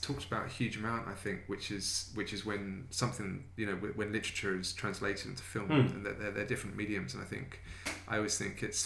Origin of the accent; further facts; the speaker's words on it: Brighton, South East England, United Kingdom; it's my hometown